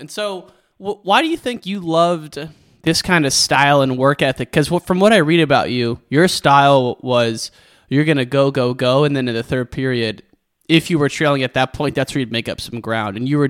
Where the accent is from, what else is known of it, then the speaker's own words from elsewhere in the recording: Western Illinois, United States; I grew up in Western Illinois and there's a lot of wrestling going on there